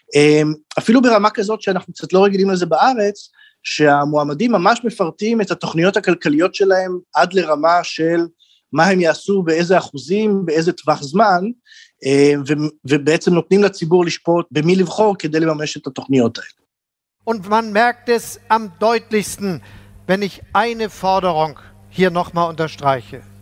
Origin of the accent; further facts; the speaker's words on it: Israel; now in Germany; אני והרבה, אני חושב, ישראלים אחרים